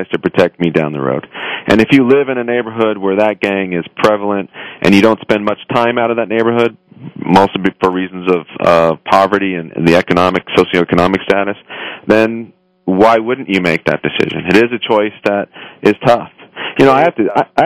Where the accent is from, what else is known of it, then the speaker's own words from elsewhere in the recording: Los Angeles, California, United States; I grew up in Highland Park, Northeast Los Angeles